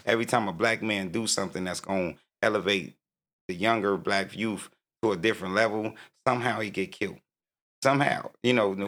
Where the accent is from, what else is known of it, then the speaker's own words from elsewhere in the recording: Oceanside, California, United States; also born or lived in New York; I'm from Oceanside, 1980.